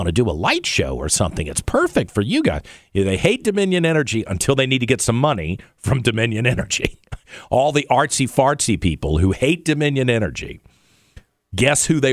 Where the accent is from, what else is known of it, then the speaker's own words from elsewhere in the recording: Richmond, Virginia, United States; Richmond and where things are in Richmond because it's my hometown